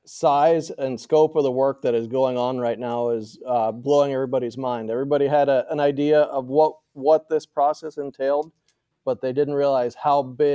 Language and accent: English; Moline, Illinois, United States; Well, I grew up in Western Illinois, right next to John Deere corporate headquarters in Moline, Quad Cities area.